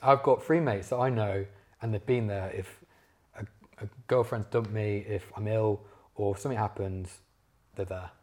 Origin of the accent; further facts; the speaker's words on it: Leicester, East Midlands, United Kingdom; moved away as an adult; now in London, United Kingdom; I'm from Leicester originally